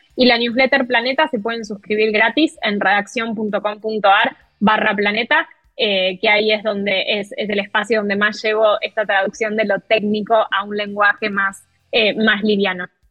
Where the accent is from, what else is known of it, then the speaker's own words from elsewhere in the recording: Argentina; yo como periodista argentina